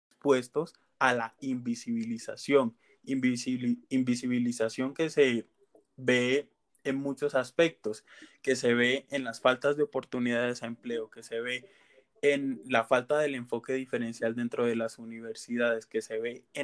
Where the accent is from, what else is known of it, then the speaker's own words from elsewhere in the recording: Colombia; se ven expuestas a unos niveles de pobreza que nos hacen cuestionarnos a nosotros mismos como colombianos, ¿por qué si hay personas, bueno, si hay tanta diversidad en nuestro país